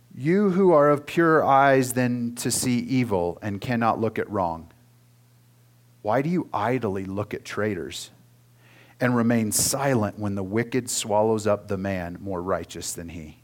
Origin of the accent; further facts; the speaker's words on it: Oklahoma, United States; moved away; I grew up in Oklahoma